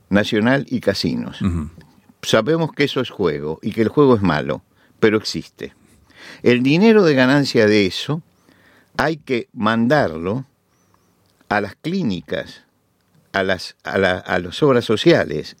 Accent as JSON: {"language": "Spanish", "country": "Argentina", "said": "en mi país, Argentina"}